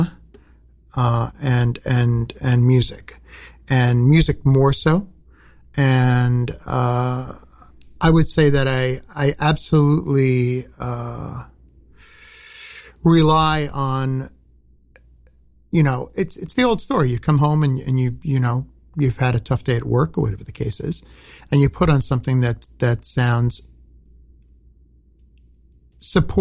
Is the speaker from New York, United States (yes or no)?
yes; New York City, New York, United States; also born or lived in Long Island, New York; I grew up in Brooklyn, but I lived on Long Island during my high school years